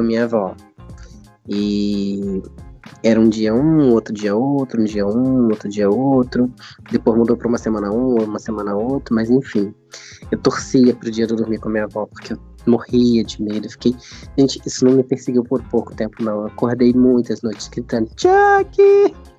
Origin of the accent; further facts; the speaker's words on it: Bom Jesus, Brazil; dessa casa, onde eu tô em Bom Jesus, é onde a casa onde eu me criei